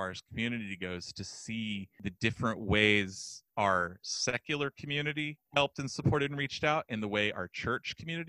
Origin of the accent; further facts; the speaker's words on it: Texas, United States; I grew up in West Texas mostly, grew up in church